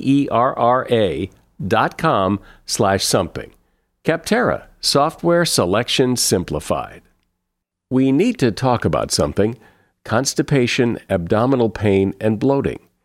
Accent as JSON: {"language": "English", "region": "New England", "country": "United States", "tie": "born or raised there", "said": "I grew up in New England"}